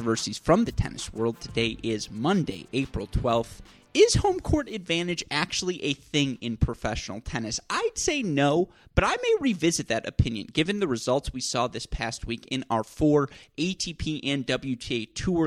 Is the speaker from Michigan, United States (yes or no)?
yes; Southeast Michigan, United States; I grew up in the Southeast Michigan tennis bubble